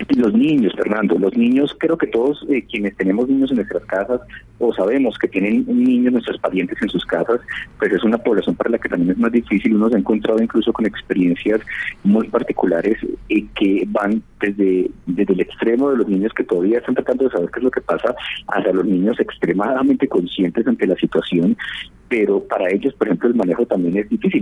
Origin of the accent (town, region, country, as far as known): Colombia